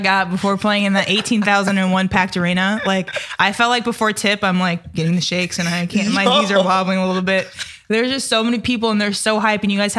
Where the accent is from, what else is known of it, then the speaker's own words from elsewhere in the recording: Missouri, United States; Hey, I'm from Missouri.